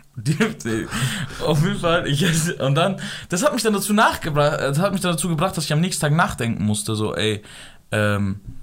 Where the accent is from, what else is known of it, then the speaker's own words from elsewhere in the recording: Afghanistan; ich bin Afghaner